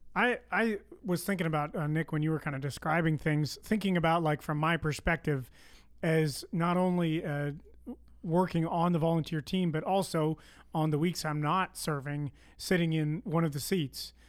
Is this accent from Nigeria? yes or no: no; Canada; accent: Canadian; moved away; I am Canadian